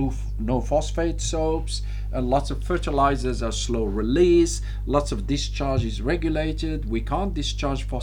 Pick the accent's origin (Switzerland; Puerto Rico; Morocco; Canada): Morocco; I'm from Morocco, so I understand what it means to be tribal